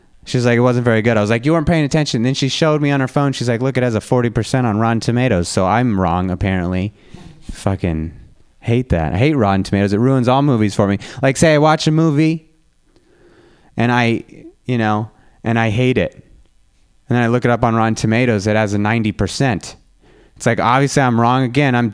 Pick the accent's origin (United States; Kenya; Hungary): United States; Reno, Nevada; now in San Francisco, United States; I'm from Reno, Nevada.